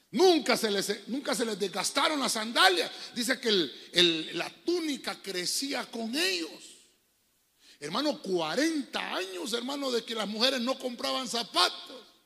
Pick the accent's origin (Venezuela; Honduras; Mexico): Honduras; cómo le decimos nosotros en el buen catracho